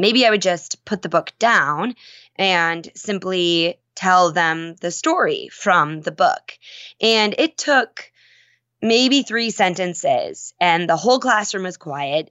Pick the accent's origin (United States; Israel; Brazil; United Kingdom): United States; Minnesota; I grew up in Minnesota